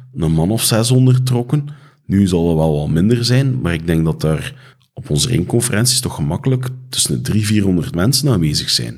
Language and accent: Dutch; Flanders, Belgium; ons als Vlamingen